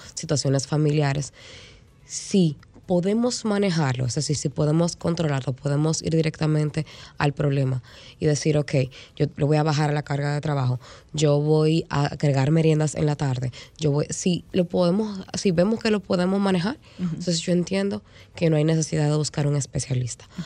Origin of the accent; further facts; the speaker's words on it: Dominican Republic; nosotros como sociedad dominicana